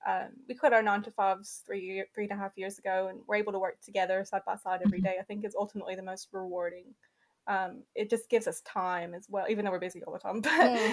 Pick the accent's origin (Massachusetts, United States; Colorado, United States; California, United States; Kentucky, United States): Kentucky, United States; because I was from Kentucky at this point. Mm-hmm. You know what I mean? I was just craving diversity. I was just so sick of where I was from.